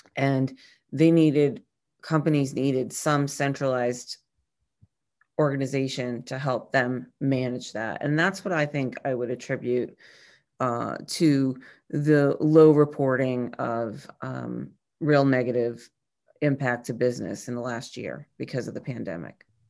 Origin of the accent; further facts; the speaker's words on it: New England, United States; also born or lived in Chicago; I grew up in New England